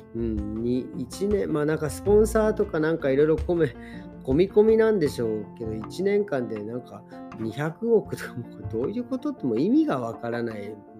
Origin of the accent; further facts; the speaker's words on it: Japan; moved away; 日本の両親と挨拶してで久々にね自分の実家にとスカイプして